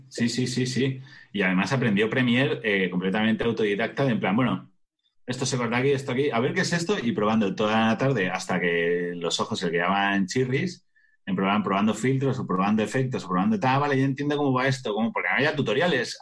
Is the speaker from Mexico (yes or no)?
no; Majadahonda, Community of Madrid, Spain; en Majadahonda, que es de donde soy yo